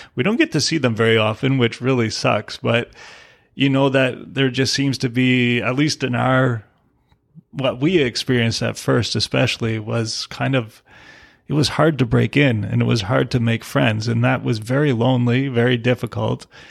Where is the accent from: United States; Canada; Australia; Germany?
Canada; I'm a Canadian, my wife is from Mexico